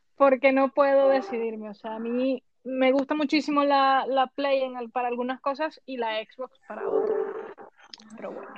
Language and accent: Spanish; Venezuela; now in Spain; yo, por supuesto, me crié en el continente americano, yo soy venezolana